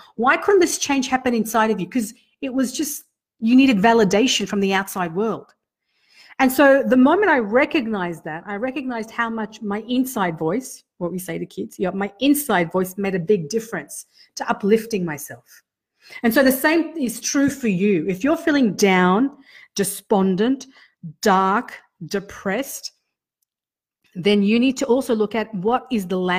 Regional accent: Sydney, New South Wales, Australia; now in Canberra, Australia; I came from Sydney, a big city where it was a different landscape, right? Total different landscape. And I came to Canberra

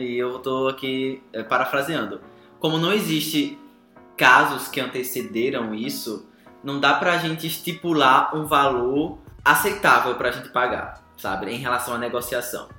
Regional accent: Brazil; nós brasileiros

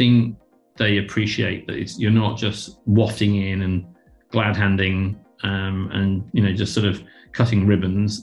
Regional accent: United Kingdom; moved away as an adult; now in Australia; coming in as a Brit

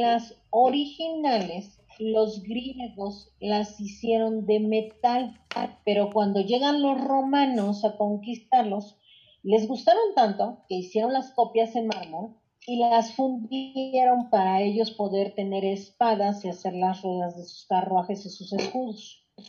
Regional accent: Mexico; como mexicana

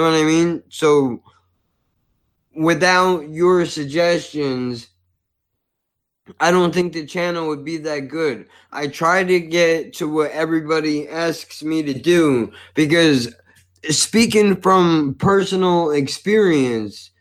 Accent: United States; as an American

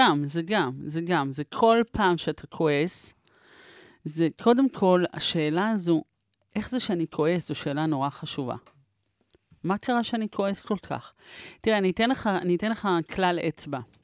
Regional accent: Israel; אנחנו מדינה כועסת

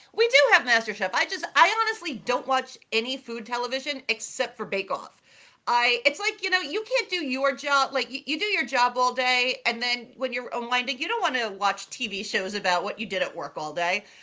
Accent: New York City, New York, United States; I grew up in near Coney Island in Brooklyn

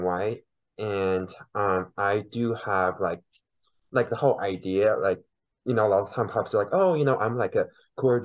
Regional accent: China; first language Mandarin; English is a second language; now in Oklahoma City, United States; so I was born and raised in China originally. I came to the United States about 10 years ago

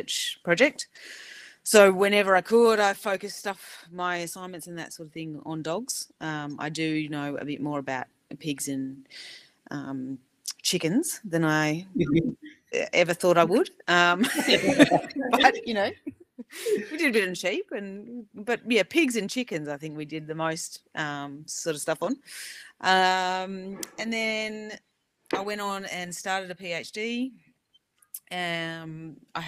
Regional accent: Melbourne, Victoria, Australia; moved away; I grew up in Melbourne

